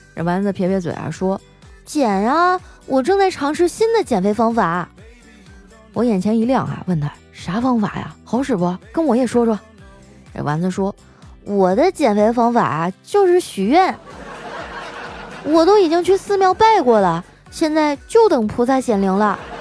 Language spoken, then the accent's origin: Chinese; Northeast China, China; 我们东北人呢，就是爱喝酒，并且还，还贼会劝酒